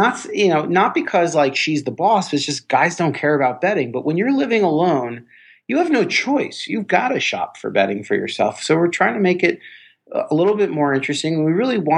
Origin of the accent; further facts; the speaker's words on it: Miami Beach, Florida, United States; moved away as an adult; also born or lived in Indiana / Chicago; I was born and raised in Miami Beach